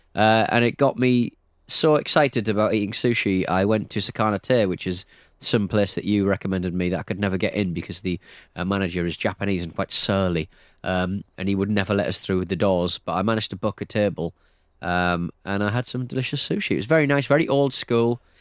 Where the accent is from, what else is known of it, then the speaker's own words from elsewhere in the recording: North East England, United Kingdom; accent: Northeast; I'm from the Northeast